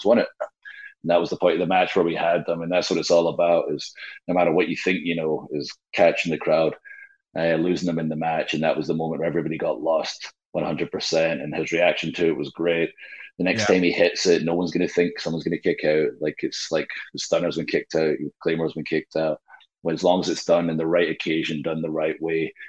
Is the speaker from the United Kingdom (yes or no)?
yes; Scotland, United Kingdom; now in Nashville, United States; I am Scottish